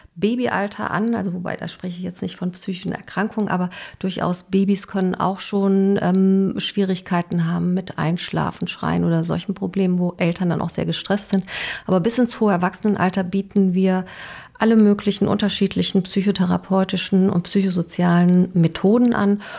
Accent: West Germany, Germany; moved away as an adult; also born or lived in Dresden / Basel; now in Bochum, Germany; als Westdeutsche, die dann im Osten war

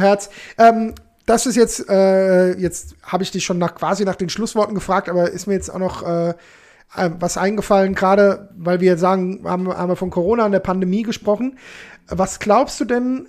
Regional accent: Alzenau, Bavaria, Germany; also born or lived in Hanau; Ich komme aus Hanau, fertig. Ich meine, ursprünglich komme ich aus Hörstein, ne, bei ja. Alzenau, aber ja ich bin Hanauer, fertig.

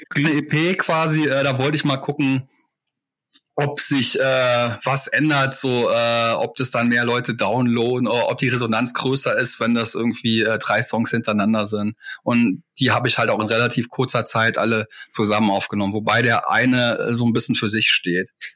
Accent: Saarland, Germany; born or raised there

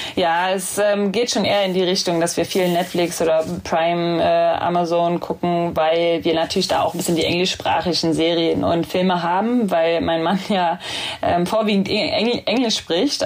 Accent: Berlin, Germany; moved away as an adult; now in Hamburg, Germany; Ich bin halt in Köpenick groß geworden

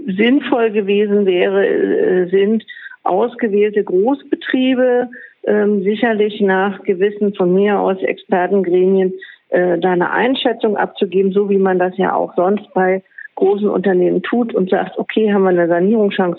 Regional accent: Berlin, Germany; ich bin Berlinerin, ich gehöre zur Ur sozusagen Einwohnerschaft

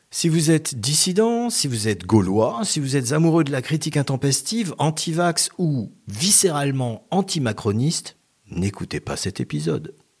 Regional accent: France; en tant que bon français, gavé depuis l'enfance de petits villages gaulois

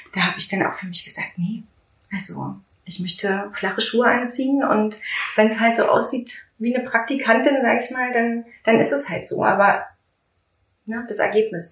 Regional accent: Strausberg, Brandenburg, Germany; moved away as an adult; also born or lived in Berlin; ich komme ja aus Strausberg, ich mhm. bin ja eine gebürtige Strausbergerin

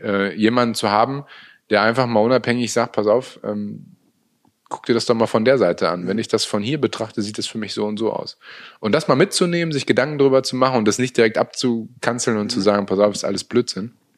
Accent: Münster, North Rhine-Westphalia, Germany; also born or lived in Hanover; ich bin ja total glücklich in, in meiner Heimatstadt nach wie vor zu leben. Ähm, bin nie wirklich weg gewesen. Also mhm. selbst zu meiner Hannover-Zeit, die vier Jahre, ähm, habe ich eine Wohnung in Münster immer gehabt, mhm. ähm, weil das für mich einfach Heimat ist.

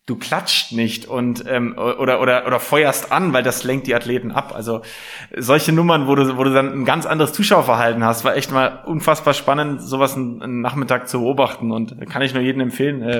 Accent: Nuremberg, Bavaria, Germany; Als Nürnberger hast du da keine Wahl. Ich bin in der Südstadt geboren.

